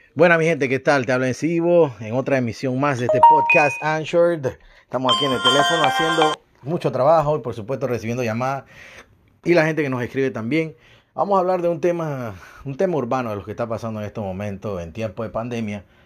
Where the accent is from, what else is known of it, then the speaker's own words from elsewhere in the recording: Panama; now in Montreal, Canada; soy de Panamá